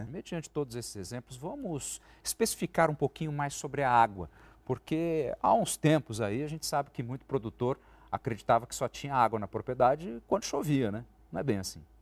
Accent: São Paulo, Brazil; eu sou do interior do estado de São Paulo

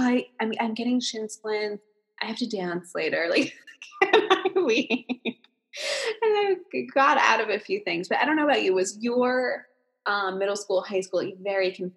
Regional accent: New Jersey, United States; I'm from New Jersey

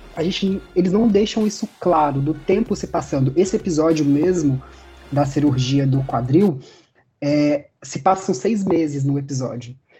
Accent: Brazil; a gente é brasileiro

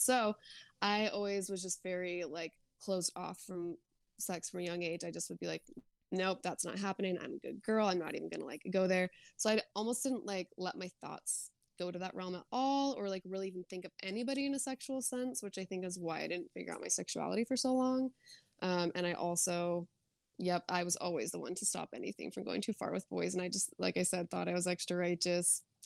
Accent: Arizona, United States; moved away as an adult; also born or lived in Utah; I grew up in Arizona

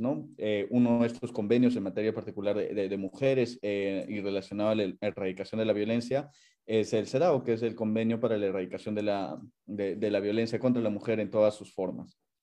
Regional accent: Puno, Peru; moved away as an adult; also born or lived in Lima; now in Geneva, Switzerland; yo soy de nacionalidad peruana, yo nací en Lima, viví 15 años en Puno, luego regresé a Lima para continuar con mis estudios

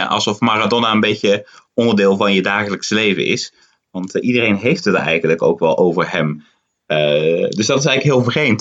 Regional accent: Netherlands; now in Buenos Aires, Argentina; voor mij als Nederlander

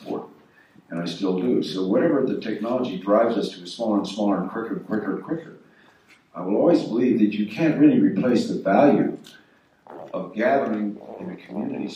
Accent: Los Angeles, California, United States; when I was a kid growing up in Los Angeles, we were in a lower working class neighborhood

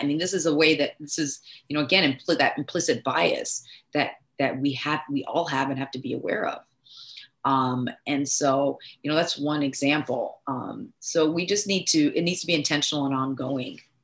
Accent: Nigeria; I'm Nigerian

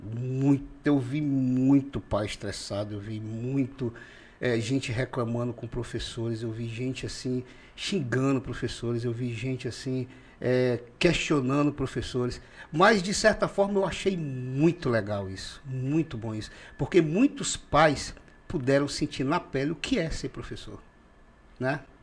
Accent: Rio Branco, Acre, Brazil; Eu nasci em Rio Branco, mas toda a minha família, é, por parte de mãe, são dos seringais de Tarauacá

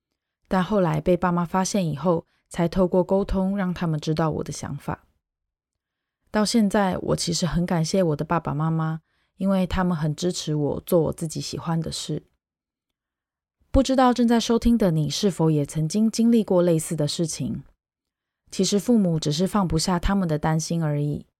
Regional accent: Taiwan; moved away as an adult; now in South Korea; 我是一个台湾人，我目前在韩国是一位中文老师。二零一八年在韩国外大语学堂念了一年书以后，就在韩国工作到现在。

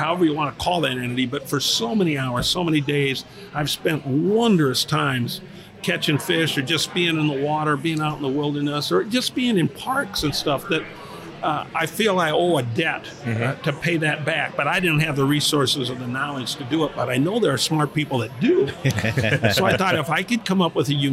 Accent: Northwest Iowa, United States; I grew up in Northwest Iowa

